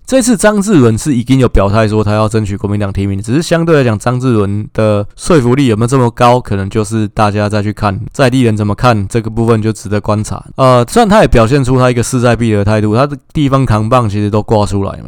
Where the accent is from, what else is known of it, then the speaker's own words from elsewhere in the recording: Taipei, Taiwan; 我是台北人